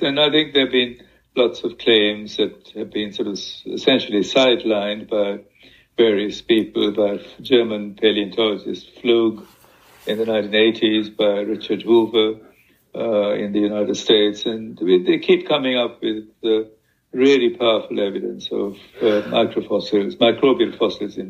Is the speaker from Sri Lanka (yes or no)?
yes; Sri Lanka; my home country, in fact, in Sri Lanka